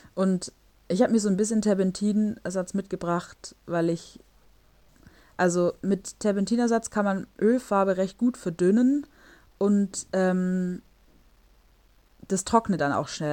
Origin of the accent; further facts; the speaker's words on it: Germany; moved away as an adult; also born or lived in Stuttgart; now in Warsaw, Poland; bei uns in Deutschland